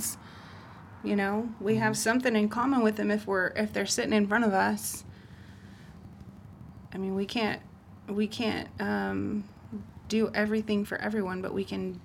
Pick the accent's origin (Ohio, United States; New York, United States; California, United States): California, United States; Humboldt County; I grew up in Humboldt County